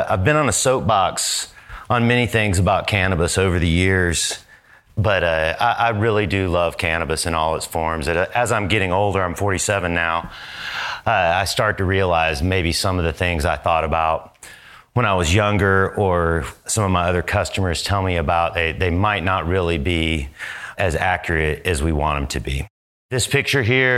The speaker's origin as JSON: {"language": "English", "region": "Georgia", "country": "United States", "also_born_or_lived": "Northern California", "moved": "yes", "lives_now": "Oklahoma, United States", "said": "I'm from the South. I'm from Georgia"}